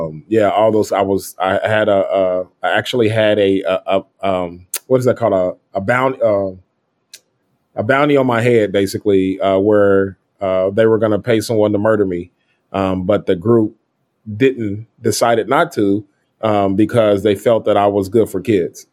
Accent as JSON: {"language": "English", "town": "Kansas City", "region": "Missouri", "country": "United States", "tie": "born or raised there", "said": "I grew up in Kansas City, Missouri."}